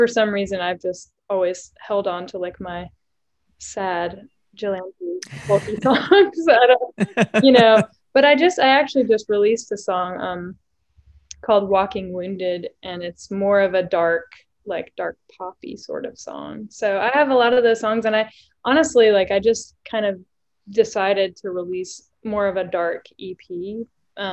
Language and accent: English; East Tennessee, United States; I grew up in East Tennessee.